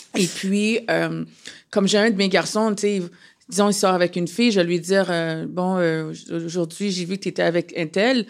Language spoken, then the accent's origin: French; Canada; je suis née au Canada